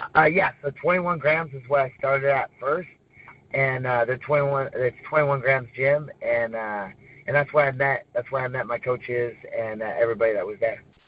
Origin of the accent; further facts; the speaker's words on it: Arcata, California, United States; I'm born and raised, lived here my whole life